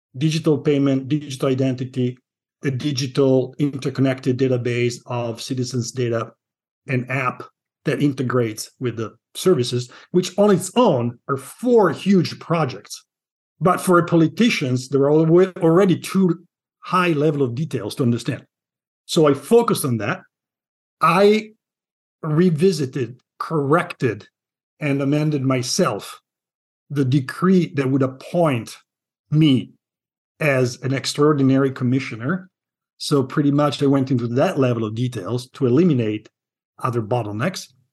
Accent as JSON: {"language": "English", "town": "Milan", "region": "Lombardy", "country": "Italy", "tie": "born or raised there", "moved": "as an adult", "lives_now": "Seattle, United States", "said": "I'm from Milan"}